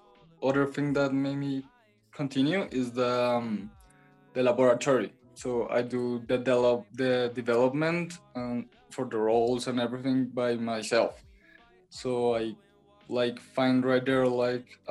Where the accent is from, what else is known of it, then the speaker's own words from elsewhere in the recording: Bogota, Colombia; English is a second language; I'm from Bogota, Colombia